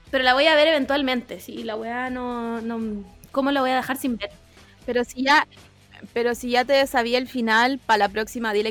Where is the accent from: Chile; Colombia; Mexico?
Chile